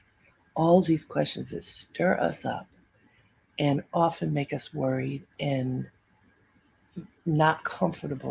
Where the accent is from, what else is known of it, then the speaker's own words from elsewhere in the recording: Baltimore, Maryland, United States; growing up in Baltimore with my family